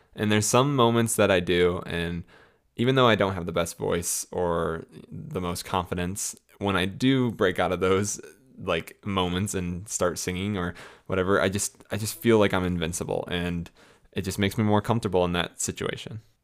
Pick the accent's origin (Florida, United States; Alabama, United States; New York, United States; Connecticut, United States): Florida, United States; moved away as an adult; also born or lived in Illinois / Tampa area, Florida / St. Augustine, Florida; now in Colorado, United States; I was born in Illinois, um, as some of you know, and then I grew up in Florida the majority of my life